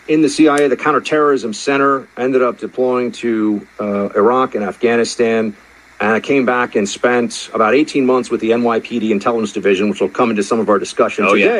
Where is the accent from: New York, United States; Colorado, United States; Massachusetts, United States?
New York, United States; New York City; A New Yorker, born and raised in New York City